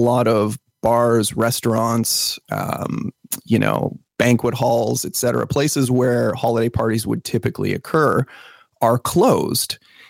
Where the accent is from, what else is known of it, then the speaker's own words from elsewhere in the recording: Canada; but yes, as a Canadian, that's a very, very odd.